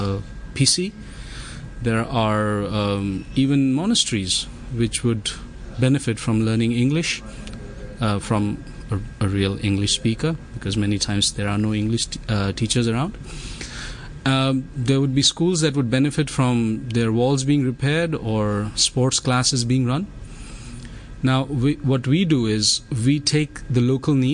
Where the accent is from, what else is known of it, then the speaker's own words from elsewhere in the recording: India; my home country, India